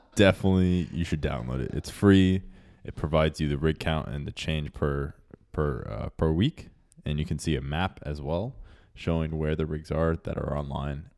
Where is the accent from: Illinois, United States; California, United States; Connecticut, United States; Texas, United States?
Texas, United States; growing up in Texas